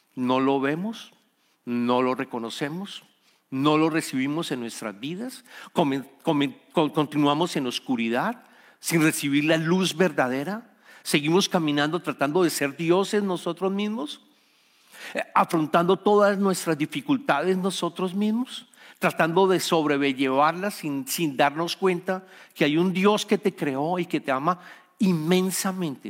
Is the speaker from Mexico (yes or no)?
no; Colombia; soy colombiano